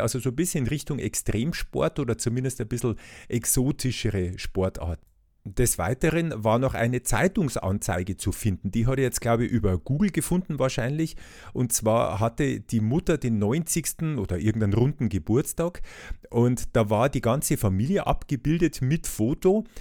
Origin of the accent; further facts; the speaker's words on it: Bavaria, Germany; bei uns in Bayern